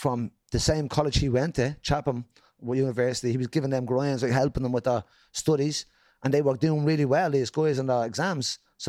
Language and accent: English; Dublin, Leinster, Ireland; growing up in Jobstown in the 80s and 90s